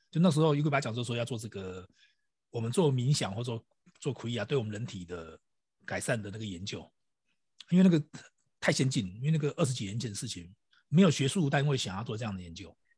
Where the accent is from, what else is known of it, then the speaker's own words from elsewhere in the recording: Taiwan; 我们台湾翻成类比讯号